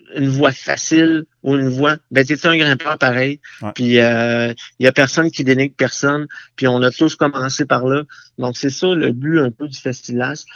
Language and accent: French; Pont-Rouge, Quebec, Canada; je suis natif de Pont-Rouge